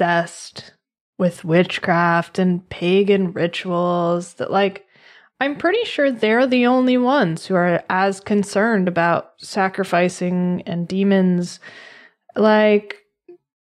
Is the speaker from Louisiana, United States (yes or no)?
no; Boston, Massachusetts, United States; I grew up in Massachusetts. I was born in Boston, which is right outside of Salem